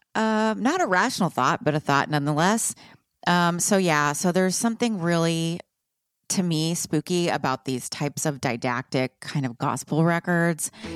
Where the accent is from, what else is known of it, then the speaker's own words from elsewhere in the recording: Texas, United States; I grew up in Texas.